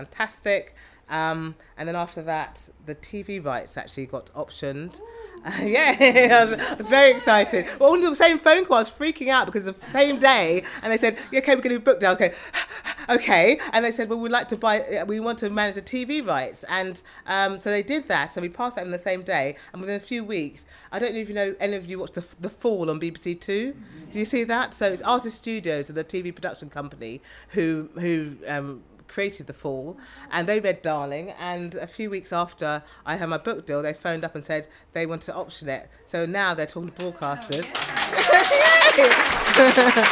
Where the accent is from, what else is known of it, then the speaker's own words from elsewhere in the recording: South East England, United Kingdom; also born or lived in London / Oxfordshire; I have always really lived in the home counties, bar a few years at university at King's.